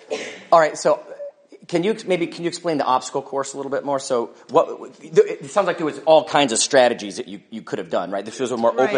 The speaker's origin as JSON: {"language": "English", "country": "United States", "said": "You're confusing us ignorant Americans."}